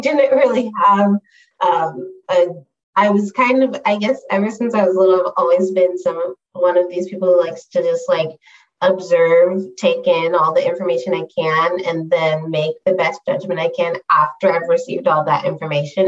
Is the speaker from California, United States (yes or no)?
yes; San Diego, California, United States; moved away as an adult; also born or lived in New York City / San Francisco; I'm originally from San Diego